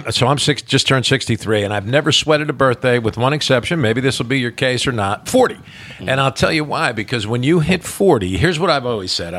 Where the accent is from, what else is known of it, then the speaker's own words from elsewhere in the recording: New Jersey, United States; now in Kentucky, United States; I grew up in New Jersey, but I've been here a long time.